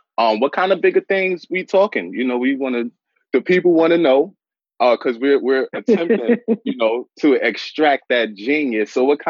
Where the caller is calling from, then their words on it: New York City, New York, United States; I'm calling from NYC.